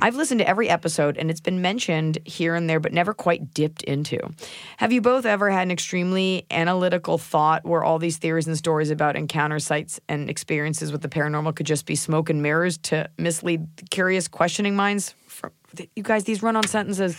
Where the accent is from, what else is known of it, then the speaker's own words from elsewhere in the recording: Texas, United States; I'm from Texas